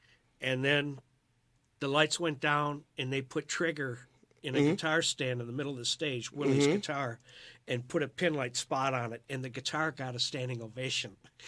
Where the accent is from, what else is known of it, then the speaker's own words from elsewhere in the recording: Detroit, Michigan, United States; also born or lived in Italy; I'm from Detroit.